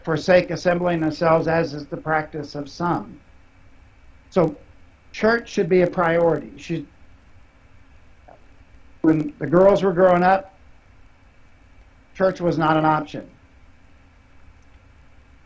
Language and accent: English; Ohio, United States; also born or lived in West Virginia; My family's from West Virginia. I am not. I was born in Ohio